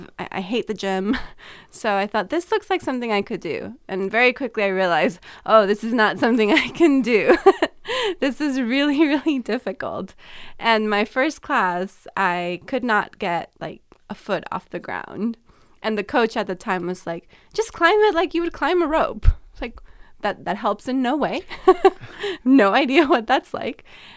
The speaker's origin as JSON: {"language": "English", "region": "California", "country": "United States", "said": "so I'm originally from California. I went to Arizona and I thought, man, it's so hard to live here."}